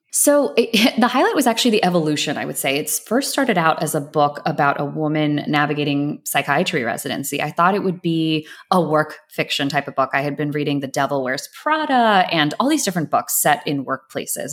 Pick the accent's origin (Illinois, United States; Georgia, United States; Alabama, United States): Georgia, United States; Atlanta; I grew up in a suburb right outside of Atlanta.